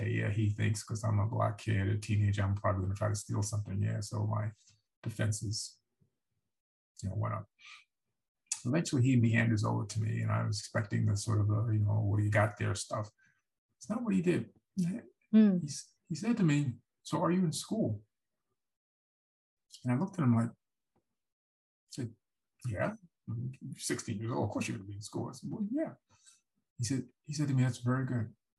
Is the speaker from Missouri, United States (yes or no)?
no; New York City, New York, United States; I grew up in New York City, and specifically, I grew up in the Bronx